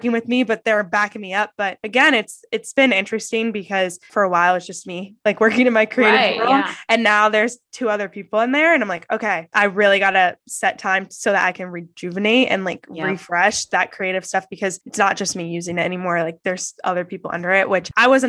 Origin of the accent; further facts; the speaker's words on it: Columbus, Ohio, United States; also born or lived in New York; I grew up in Columbus, Ohio